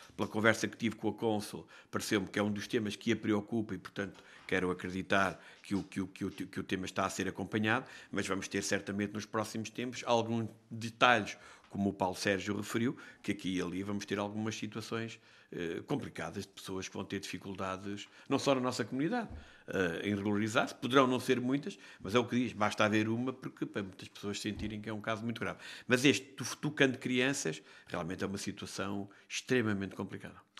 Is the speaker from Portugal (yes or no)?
yes; Castelo Branco, Centro, Portugal; eu sou de Castelo Branco.